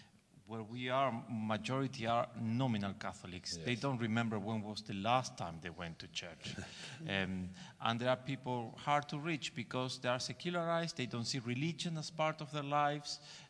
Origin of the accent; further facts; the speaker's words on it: Entre Ríos, Argentina; English is a second language; now in England; I grew up in Argentina, in a place called Entre Rios. Well, I don't know if anyone knows about it.